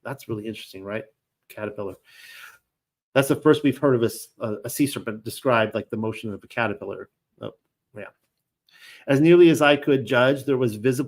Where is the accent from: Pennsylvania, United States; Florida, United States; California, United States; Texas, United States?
California, United States; Long Beach; I grew up in Long Beach, California, and my wife and I lived there for years